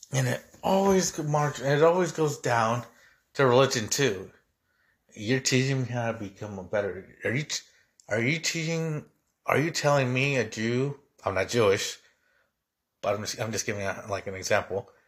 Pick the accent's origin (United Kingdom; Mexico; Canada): Mexico; now in United States; as a Mexican. And keep in mind, I got naturalized, so I'm a U S citizen